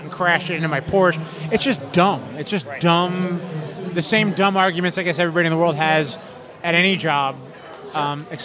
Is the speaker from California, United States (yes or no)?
no; Florida, United States; Uh, the Miami Fort Lauderdale area.